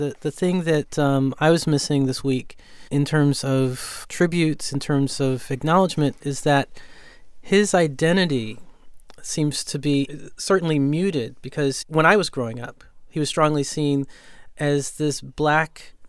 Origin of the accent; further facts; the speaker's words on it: Chicago, Illinois, United States; growing up in the 1960s, as I did, and growing up in Chicago